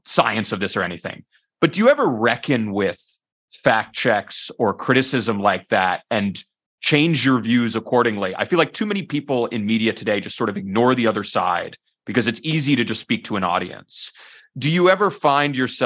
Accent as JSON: {"language": "English", "town": "New York City", "region": "New York", "country": "United States", "tie": "born or raised there", "said": "I grew up in New York City"}